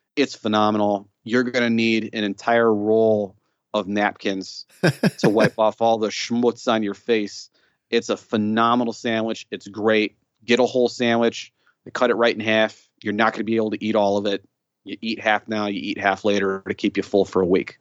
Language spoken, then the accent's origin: English; Chicago, Illinois, United States; So I grew up on the northwest side. So I grew up in a pocket of the city that if you go any further west, you're gonna be outside of the city. So I'm from Chicago